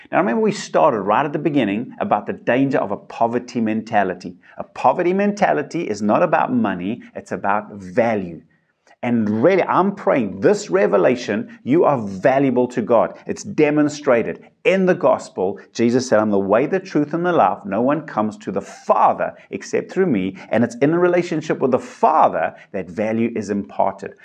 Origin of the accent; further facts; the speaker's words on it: South Africa; I've got my South African passport, I'm a South African citizen